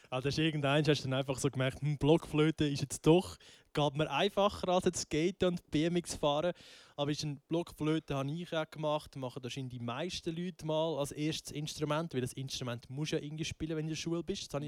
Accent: Einsiedeln, Schwyz, Switzerland; Ich bin 21 und komme von Einsiedeln.

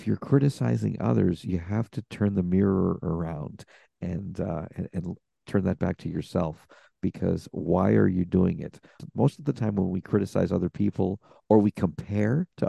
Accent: United States; as an American.

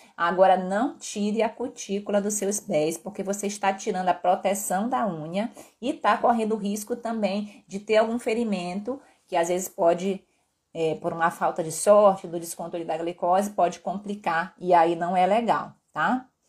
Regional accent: Pará, Brazil; accent: mixed with Northeast; moved away as an adult; also born or lived in Belo Horizonte, Brazil / Rio de Janeiro, Brazil; now in Vitória, Brazil; Eu sou paraense de uma terra onde a gente consome muita tapioca

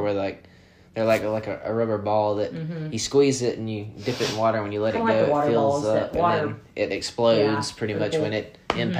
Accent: Hueytown, Alabama, United States; we're from Hueytown, Alabama

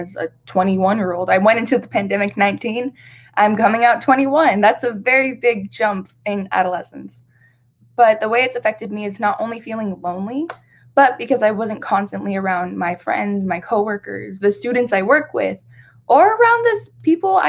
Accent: Las Vegas, Nevada, United States; I was born and raised here in Las Vegas, Nevada. It is my hometown

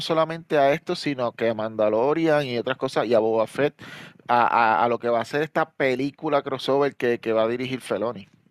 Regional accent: Puerto Rico; now in New York, United States; somos de Puerto Rico, yo vivo en Nueva York

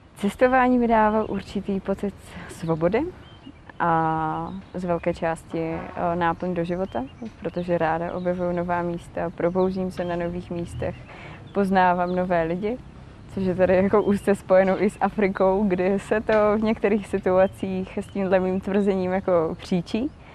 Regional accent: Kružberk, Moravian-Silesian Region, Czechia; Jsem z malé vesnice u Opavy, z Kružberku

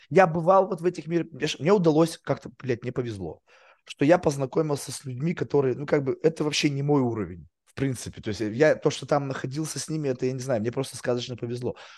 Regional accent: Russia; moved away as an adult; now in United States; Я еврей, как бы в России рос

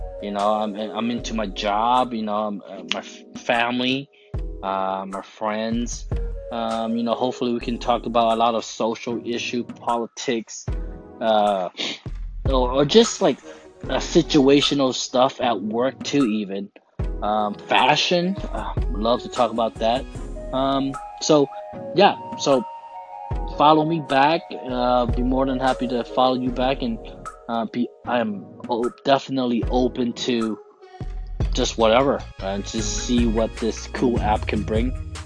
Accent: Oakland, California, United States; I'm from Oakland

